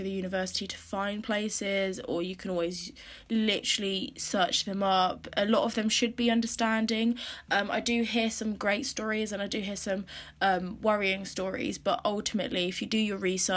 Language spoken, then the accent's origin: English; Norfolk, East of England, United Kingdom; moved away as an adult; now in High Wycombe, United Kingdom; I'm from Norfolk, and again, that's not a really diverse place either